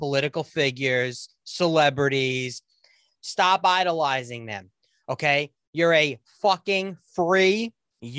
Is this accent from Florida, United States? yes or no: no; New York, United States; I'm from New York